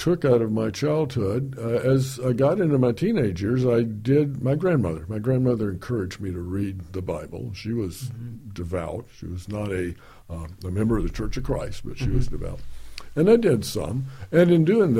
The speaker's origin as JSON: {"language": "English", "town": "Houston", "region": "Texas", "country": "United States", "tie": "born or raised there", "said": "I grew up on the Gulf Coast of Texas in Houston in the 50s."}